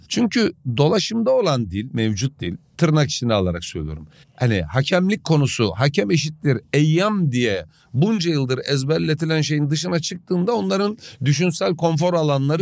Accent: the East, Eastern Turkey, Turkey; biz doğuluyuz

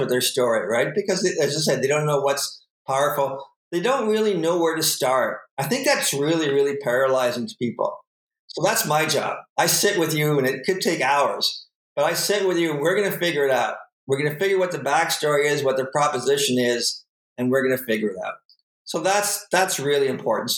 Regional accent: Sarnia, Ontario, Canada; We grew up in Sarnia, so you know dirt roads weren't more than 10 minutes away

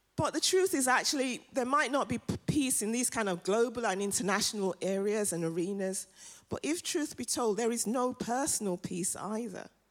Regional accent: London, United Kingdom; also born or lived in Nigeria; I'm African and I'm from London. And I'm from North London.

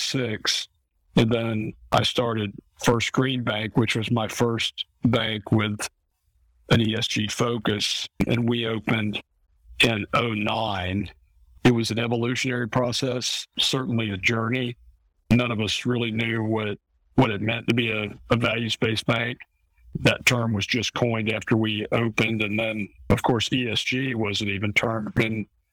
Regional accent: Eustis, Florida, United States; I grew up in Eustis, Florida, where I was born and still live

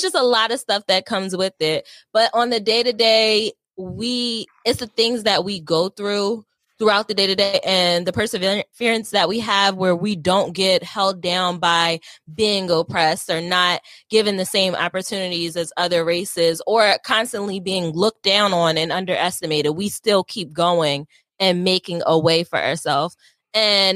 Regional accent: Wilmington, Delaware, United States; I'm from Delaware. I didn't get out of Wilmington, Delaware until probably like high school.

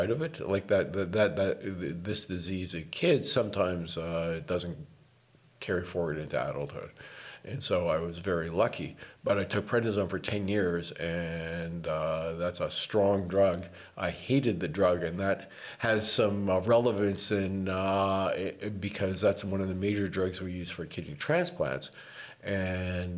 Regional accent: Toronto, Ontario, Canada; moved away as an adult; now in Vancouver, Canada; I was born in 1953. And I grew up in Toronto, right smack dab in the middle of Toronto

